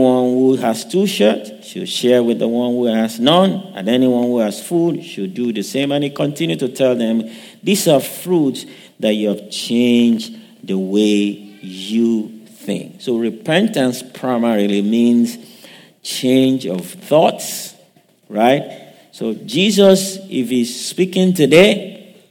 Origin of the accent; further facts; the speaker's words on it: Western Nigeria, Nigeria; now in United States; I grew up in Nigeria, raised up in the western part of Nigeria